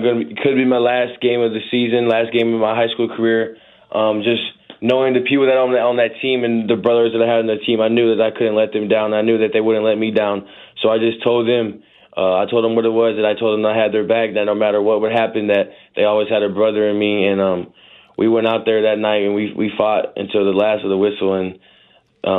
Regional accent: St. Louis, Missouri, United States; moved away as an adult; now in Indiana, United States; growing up in St. Louis, not always being that person everybody talked about

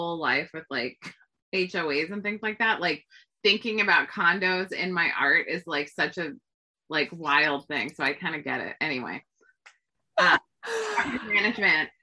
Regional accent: California, United States; I grew up in California.

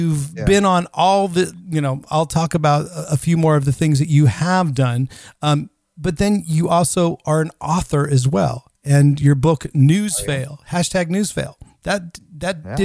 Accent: Northern California, United States; moved away as an adult; now in Stockholm, Sweden; I grew up in Northern California

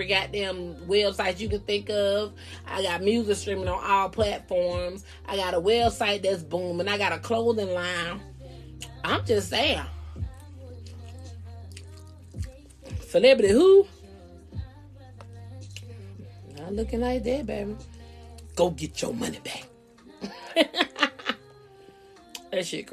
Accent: Georgia, United States; I'm from Georgia too

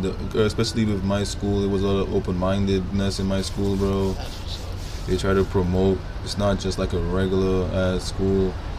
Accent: Brooklyn, New York, United States; born there; I was born in Brooklyn, you know, I was born here. It's just that my family's from the Caribbean, the island, St. Lucia

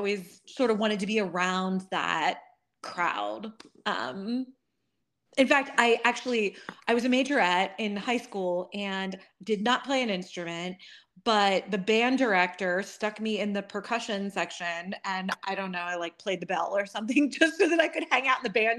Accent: Harrisburg, Pennsylvania, United States; I'm from Harrisburg, Pennsylvania.

